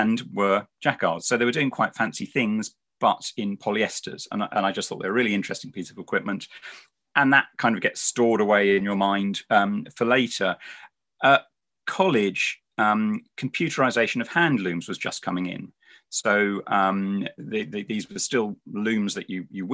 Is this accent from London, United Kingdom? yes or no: yes; London, United Kingdom; moved away as an adult; also born or lived in Farnham; now in Devon, United Kingdom; I was born in London